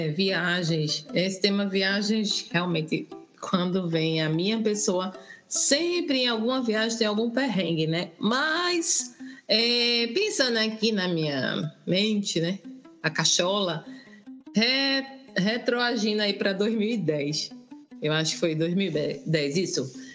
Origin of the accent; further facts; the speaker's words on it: Recife, Pernambuco, Brazil; now in London, United Kingdom; eu hoje estou, né, morando na Inglaterra, mas eu sou de Recife, Pernambuco